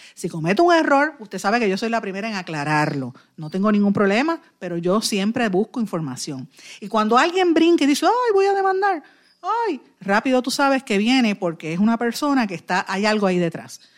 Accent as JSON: {"language": "Spanish", "country": "Puerto Rico", "said": "somos nosotros los puertorriqueños"}